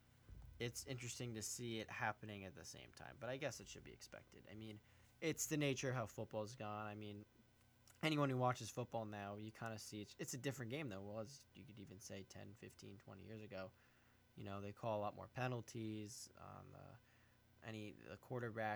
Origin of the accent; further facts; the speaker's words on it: Brick, New Jersey, United States; calling in from my hometown of Brick